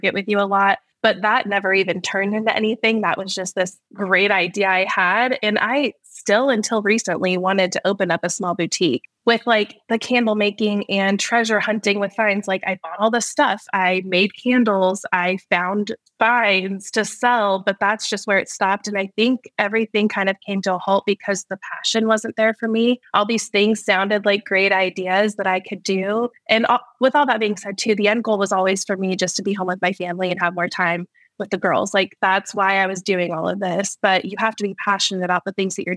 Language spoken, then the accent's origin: English; Las Vegas, Nevada, United States; moved away as an adult; now in Missouri, United States; I am from the Las Vegas area originally, and I am now living in Missouri with my family